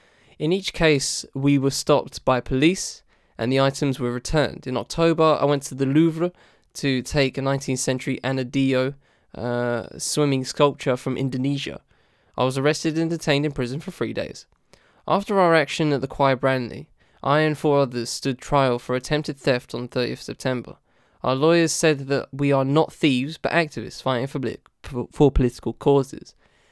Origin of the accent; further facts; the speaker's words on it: Kinshasa, DR Congo; born there; I was born in 1978 in Kinshasa, the capital of what was then Zaire, and is now the Democratic Republic of Congo.